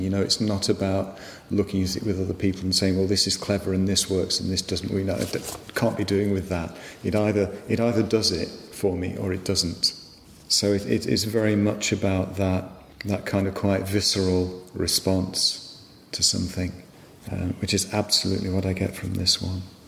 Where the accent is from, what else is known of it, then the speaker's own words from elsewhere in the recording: West Midlands, United Kingdom; I grew up in the West Midlands, um, which is a long way from the sea